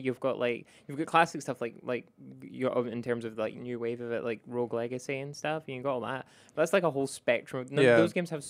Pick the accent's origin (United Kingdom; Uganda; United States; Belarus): United Kingdom; Scotland; I played Risk of Rain 1, and also I grew up in Scotland, which has the greatest Risk of Rain.